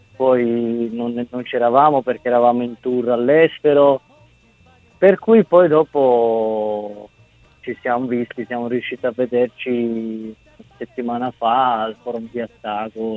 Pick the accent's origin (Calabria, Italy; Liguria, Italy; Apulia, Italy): Calabria, Italy; moved away; da bambino vedendo un treno che partiva dalla Calabria, perché io essendo calabrese